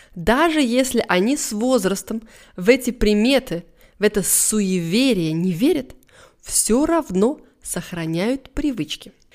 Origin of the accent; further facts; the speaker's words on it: Russia; я, может быть, неправильная русская